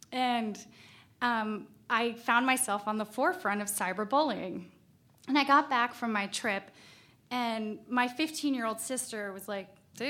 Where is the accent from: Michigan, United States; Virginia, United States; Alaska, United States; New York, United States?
Alaska, United States; Valdez; I found exactly where I fit in back in my home state